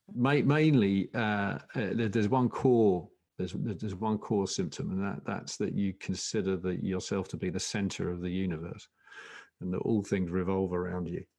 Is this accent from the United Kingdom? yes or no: yes; Essex, East of England, United Kingdom; I come from Essex